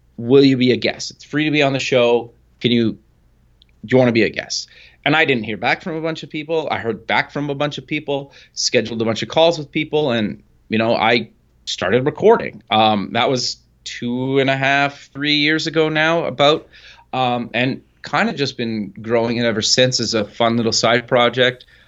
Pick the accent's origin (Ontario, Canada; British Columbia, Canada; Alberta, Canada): Alberta, Canada; Edmonton; I live actually up in Canada in Edmonton, Alberta, kinda born and raised